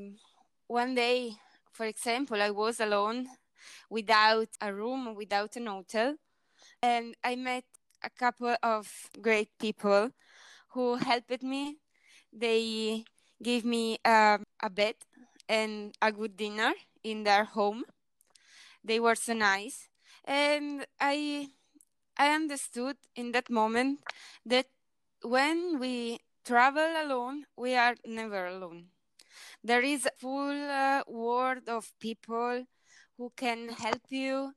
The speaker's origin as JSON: {"language": "English", "country": "Italy", "said": "I am from Italy"}